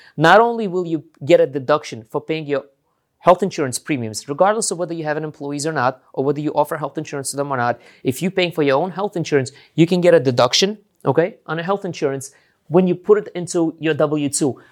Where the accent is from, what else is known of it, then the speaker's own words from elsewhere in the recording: New York, United States; since I'm from New York